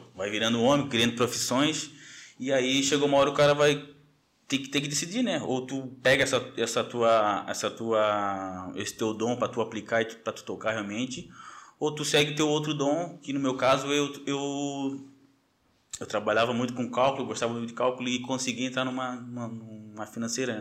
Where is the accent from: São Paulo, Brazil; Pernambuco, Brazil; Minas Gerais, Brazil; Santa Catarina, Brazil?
Santa Catarina, Brazil; Florianópolis; manezinho da ilha, é, nascido e criado ali no Caíra de Saco de Mães que é passando ali o centro